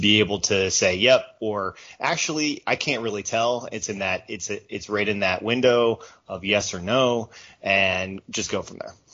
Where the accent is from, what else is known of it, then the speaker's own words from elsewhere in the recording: United States; as an American